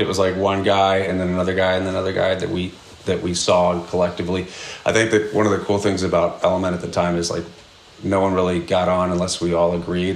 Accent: outside Washington D.C., Maryland, United States; moved away; I grew up in uh, outside of Washington D.C. in Maryland

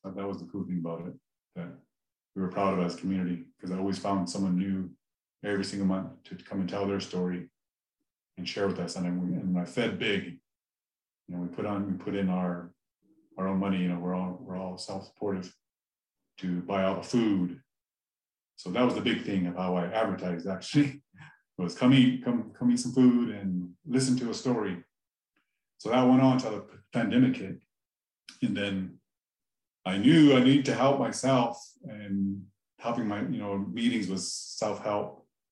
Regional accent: Lame Deer, Montana, United States; I grew up in Lame Deer, Montana, I'm uh, Northern Cheyenne

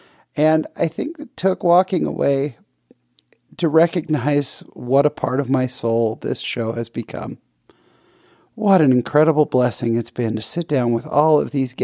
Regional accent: California, United States; someone I grew up with in California

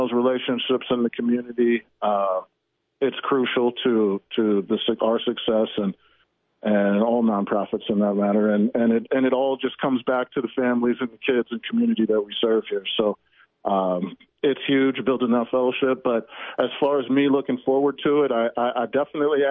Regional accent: St. Louis, Missouri, United States; moved away; also born or lived in Seattle; I grew up in St. Louis.

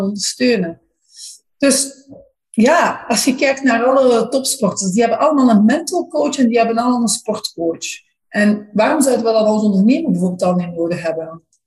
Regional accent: Flanders, Belgium; maar als Vlamingen

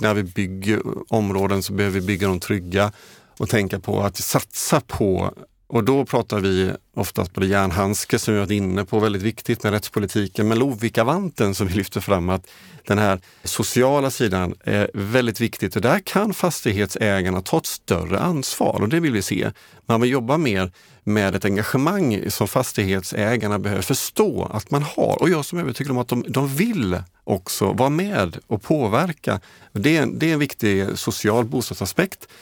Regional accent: Jönköping, Jönköping County, Sweden; hemifrån Jönköping där jag kommer ifrån

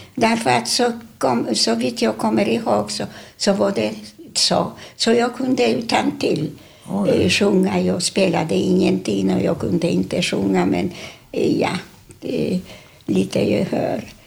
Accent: Warsaw, Masovian Voivodeship, Poland; Swedish is a second language; moved away as an adult; now in Sweden; vi bodde, vi föddes på Ulica Miła

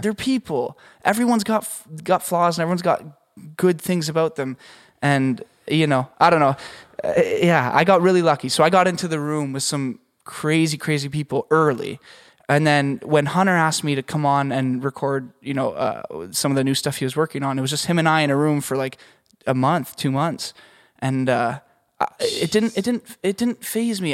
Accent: Canada; moved away; I'm Canadian

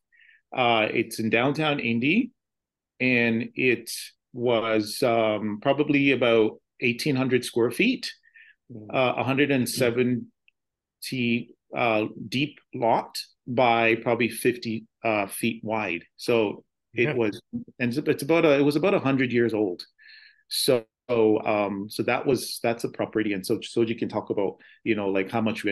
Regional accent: Canada; also born or lived in United States; I'm actually a dual citizen. I'm American and Canadian

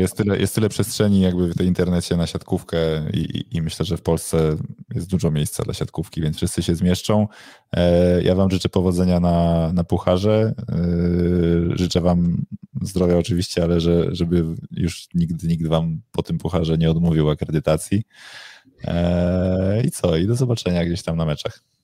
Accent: Warsaw, Masovian Voivodeship, Poland; jestem z Warszawy, jestem za Warszawą

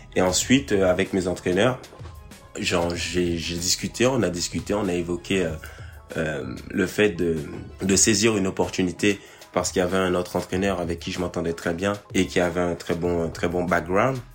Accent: Guadeloupe; now in Paris, France; je vis à Paris et je suis originaire de la Guadeloupe

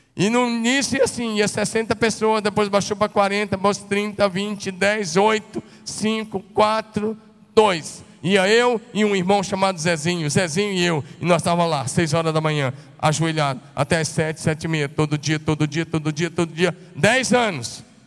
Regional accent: northern Goiás, Tocantins, Brazil; moved away as an adult; also born or lived in Curitiba, Paraná; Eu sou goiano, não sou japonês

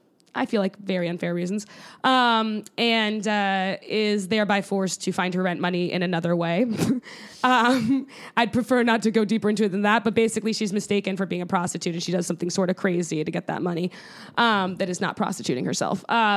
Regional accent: Connecticut, United States; Yeah, I based it around where I grew up in Connecticut

